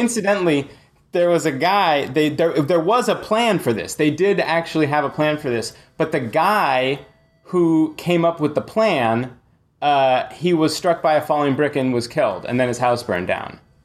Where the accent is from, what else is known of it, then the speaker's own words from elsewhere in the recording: San Francisco, California, United States; I'm actually from, uh, grimy San Francisco. I grew up in Haight Ashbury